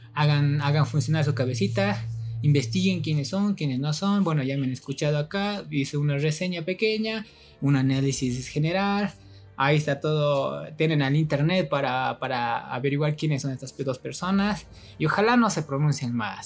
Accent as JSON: {"language": "Spanish", "country": "Bolivia", "said": "como los bolivianos, nosotros decimos mucho, es que, es que, es"}